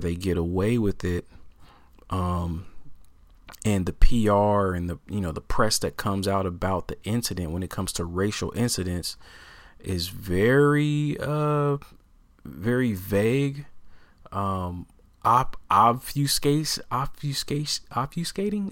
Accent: Portland, Oregon, United States; I am born and raised in Portland, Oregon, all right? Uh, it's my hometown, uh, and I'm still here

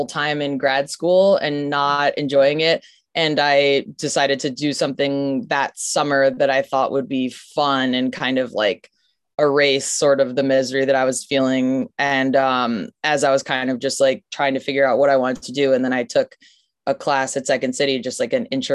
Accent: Chicago, Illinois, United States; I grew up in Chicago

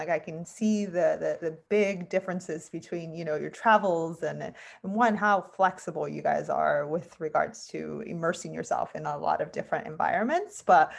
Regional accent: California, United States; So I'm from California and live not too far from San Diego. I mean, I was kind of in the middle.

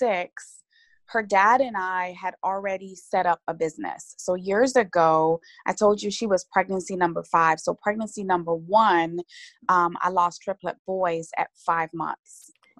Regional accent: Guyana; moved away; as a little girl, growing up in Guyana, I grew up being the last of 10 children

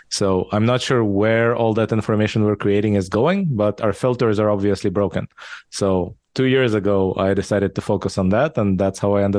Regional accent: Israel; English is a second language; also born or lived in Soviet Union / Japan / California; now in United States; I was born in the Soviet Union, raised in Israel. I lived in Japan for a while, then in California, in the Bay Area for 10 years. Now I've been in Texas for the past 6 years.

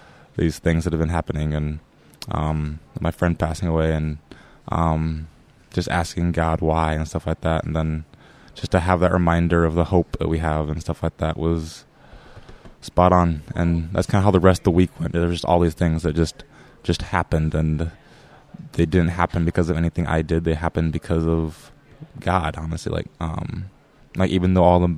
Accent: Iowa, United States; I'm from Iowa and how I got a funny accent

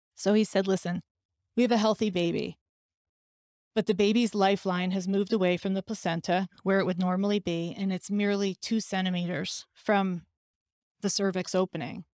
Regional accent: New York, United States; I'm a New Yorker who will have 9 11 etched in her heart forever

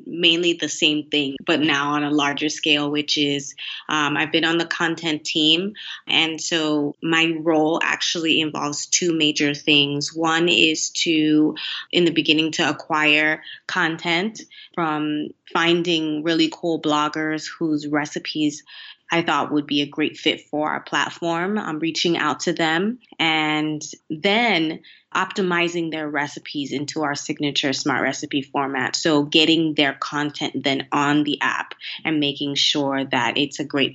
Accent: Miami, Florida, United States; also born or lived in Haiti; now in China; I'm from Miami, and in Miami, it's really not uncommon to learn no more than one language

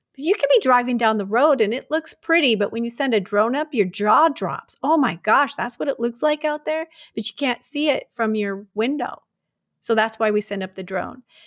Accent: Detroit, Michigan, United States; also born or lived in Tucson, Arizona / Alaska; now in Wyoming, United States; I was born and raised in Detroit

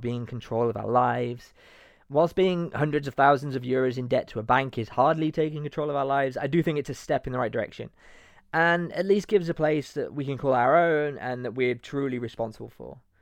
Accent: Leicester, East Midlands, United Kingdom; moved away as an adult; also born or lived in Nottingham; now in Spain; I'm from Nottingham, but well, I grew up in Leicester actually

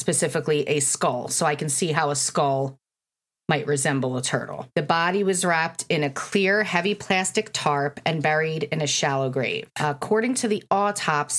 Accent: Bensalem, Pennsylvania, United States; I grew up in Bensalem, and I know the Clubhouse Diner very well

